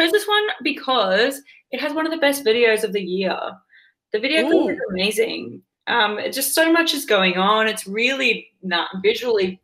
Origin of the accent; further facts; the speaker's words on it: Townsville, Queensland, Australia; moved away as an adult; now in Brisbane, Australia; I'm from Townsville, it feels like the big smoke still, even though I've lived here for nearly 10 years